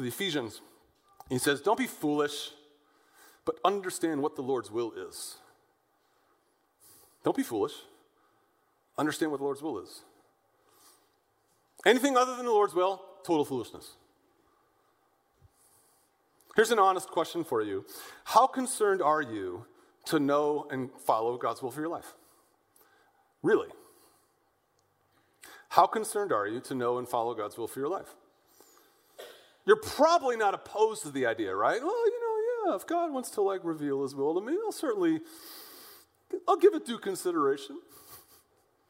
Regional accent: West County, Missouri, United States; now in St. Louis, United States; I grew up out in West County

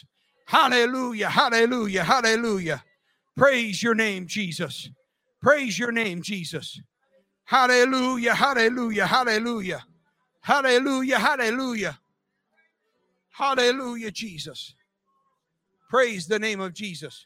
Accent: United States; I am an American and very proud to be an American

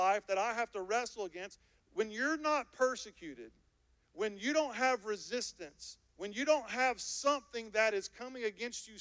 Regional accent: United States; I am an American believer

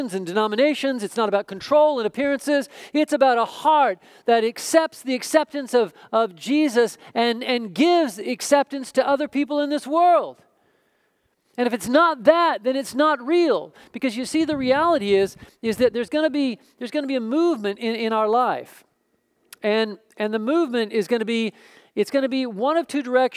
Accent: Oklahoma, United States; moved away; I grew up in Oklahoma

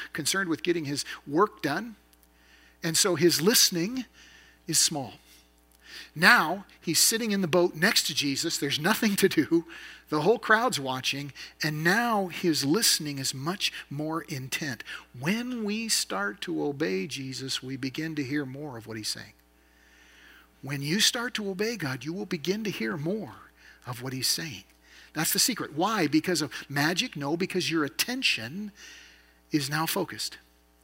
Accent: the Northwest, Pacific Northwest, United States; also born or lived in Idaho; I grew up in the Northwest, so I learned to ski when I was young

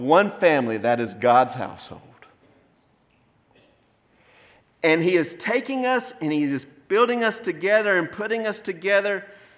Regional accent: Maysville, United States; also born or lived in Dry Pond; before we moved to what I consider my hometown of Maysville, we lived in a community called Dry Pond

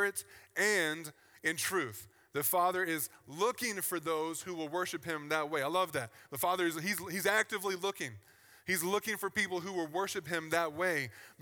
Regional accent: Virginia, United States; I grew up in the South on the East Coast in Virginia.

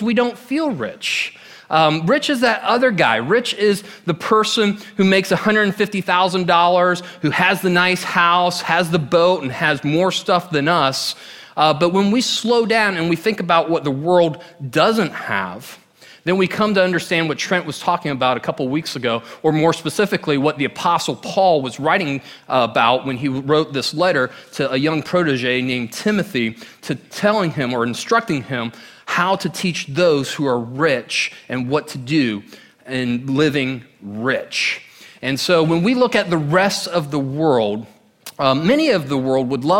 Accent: Orlando, Florida, United States; I grew up in Orlando for 18 years

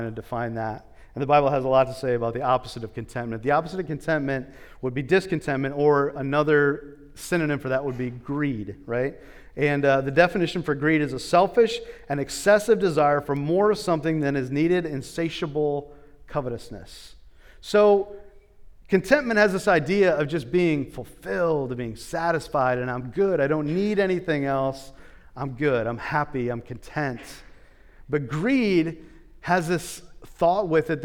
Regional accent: United States; as an American

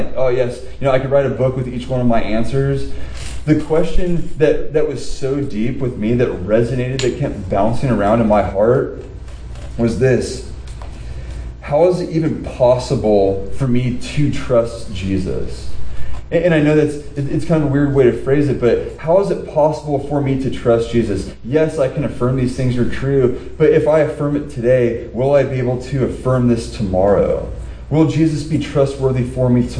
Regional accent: Southern California, United States; being born and raised in Southern California

